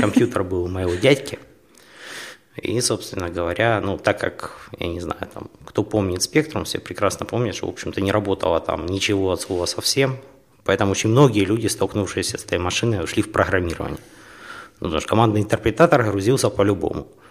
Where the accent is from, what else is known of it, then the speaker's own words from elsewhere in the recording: Horlivka, Donetsk Oblast, Ukraine; moved away as an adult; also born or lived in Kharkiv; now in Poland; сам я из Горовки